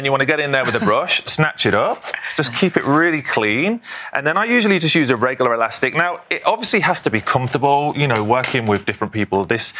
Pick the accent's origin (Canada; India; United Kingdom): United Kingdom; I'm British, it's different.